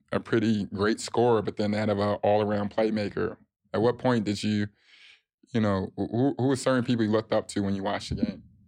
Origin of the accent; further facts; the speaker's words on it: Chicago, Illinois, United States; moved away; I came from Chicago